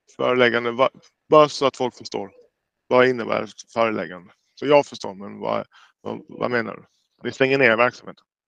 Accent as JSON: {"language": "Swedish", "country": "Jamaica", "moved": "yes", "lives_now": "Sweden", "said": "jag är själv från Jamaica"}